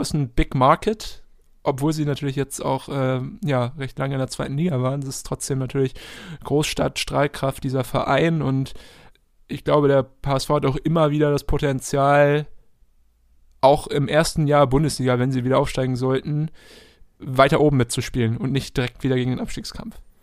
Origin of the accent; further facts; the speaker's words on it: Halstenbeek, Schleswig-Holstein, Germany; Halstenbeek, meiner Heimat